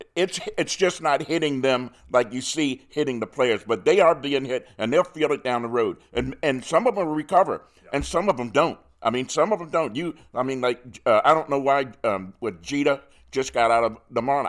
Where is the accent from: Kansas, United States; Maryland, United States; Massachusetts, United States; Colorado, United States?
Maryland, United States; Baltimore; I'm born and raised in Baltimore.